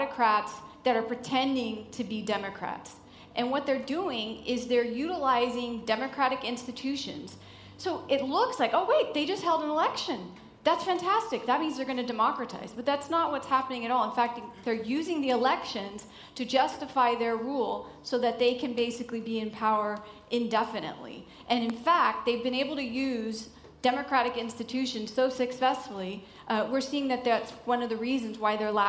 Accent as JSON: {"language": "English", "country": "United States", "said": "I'm American"}